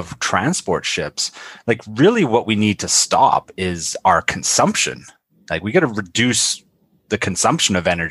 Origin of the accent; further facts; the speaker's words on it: Canada; As a Canadian